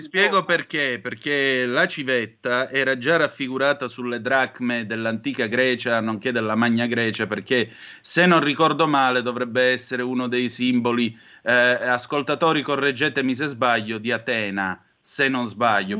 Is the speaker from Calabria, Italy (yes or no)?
yes; Calabria, Italy